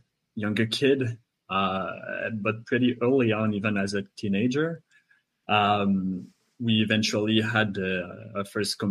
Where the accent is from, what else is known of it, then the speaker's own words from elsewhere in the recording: Quebec, Canada; first language French; English is a second language; I'm from Quebec, and I'm one of the co-owners of Bishop Games